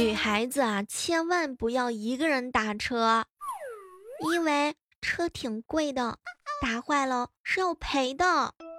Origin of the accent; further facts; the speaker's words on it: Xuzhou, Jiangsu, China; 代表我们徐州